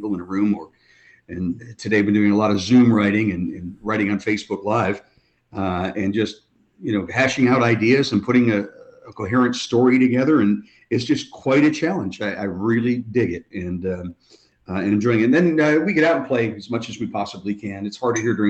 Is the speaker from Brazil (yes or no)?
no; Cleveland, Ohio, United States; moved away; also born or lived in Cincinnati; here we are in Cincinnati, and I grew up in Cleveland